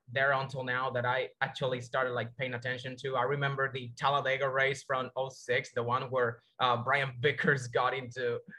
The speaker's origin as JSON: {"language": "English", "country": "Dominican Republic", "said": "I'm from the Dominican Republic, actually."}